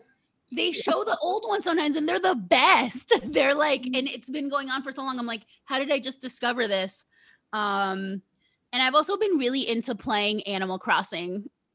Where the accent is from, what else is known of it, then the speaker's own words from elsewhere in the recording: New Jersey, United States; So with that being said, when the New Jersey Housewives, because I'm from Jersey, I was like, all right, I have to watch The Housewives